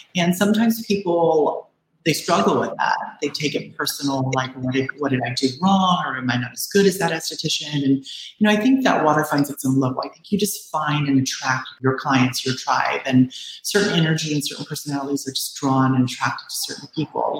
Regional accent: Bay Area, California, United States; also born or lived in Orange County / Los Angeles; now in Southern California, United States; I'm from the Bay Area. I grew up there and then I moved to Orange County and then Los Angeles

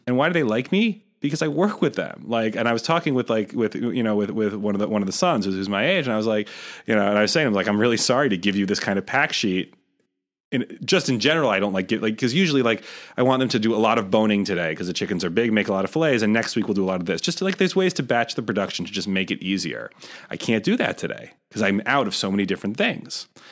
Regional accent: Rochester, New York, United States; moved away; I grew up in Rochester

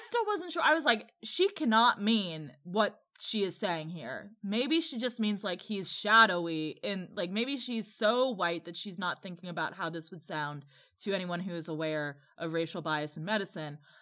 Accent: Midwest, United States; a Midwesterner who is also white

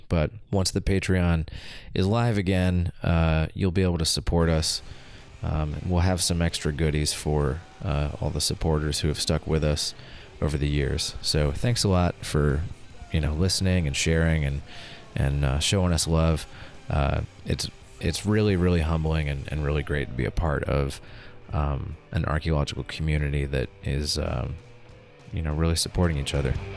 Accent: Southeast, United States; moved away as an adult; also born or lived in Kentucky; now in Oregon, United States; I grew up in the Southeast and went to school in the Southeast

